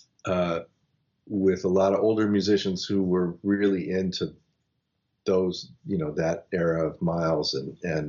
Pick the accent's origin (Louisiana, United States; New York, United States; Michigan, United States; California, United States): California, United States; Los Angeles; I grew up in Los Angeles at a time when everybody was listening to whatever was happening in the late 70s